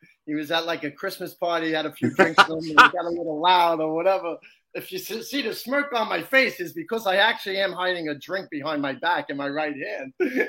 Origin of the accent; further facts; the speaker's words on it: New York City, New York, United States; also born or lived in Long Island / Las Vegas; I actually grew up in Brooklyn until we were about 13 years old. Then we moved out to Long Island. But when I was living in Vegas for a couple of years, everybody's like, oh, you're from New York. They got the accent.